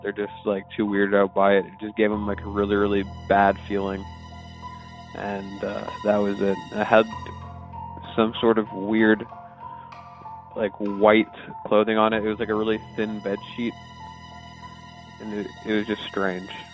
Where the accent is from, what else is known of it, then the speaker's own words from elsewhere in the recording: Atlanta, Georgia, United States; I'm from Atlanta, Georgia